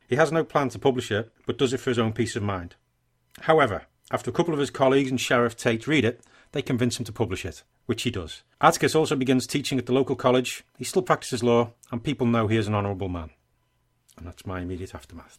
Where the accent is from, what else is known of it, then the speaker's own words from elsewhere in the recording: England, United Kingdom; I'm English